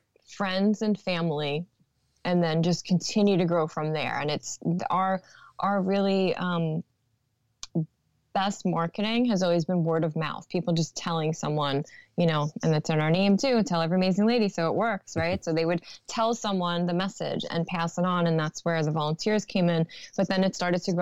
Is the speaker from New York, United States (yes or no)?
yes; New York City, New York, United States; Born and raised in Brooklyn